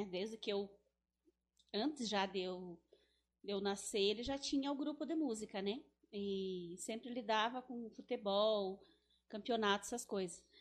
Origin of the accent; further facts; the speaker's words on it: Teixeira, Paraíba, Brazil; sou natural daqui mesmo de Teixeira, né? Mas nasci na, na época era o parto era, na, era com a parteira, né?